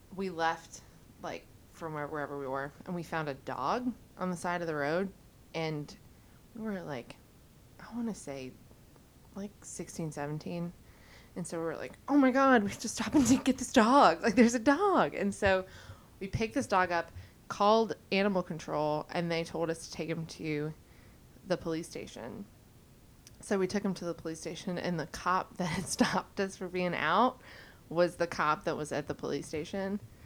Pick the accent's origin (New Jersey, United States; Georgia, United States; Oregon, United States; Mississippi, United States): Mississippi, United States; we had a baby and raised her in Mississippi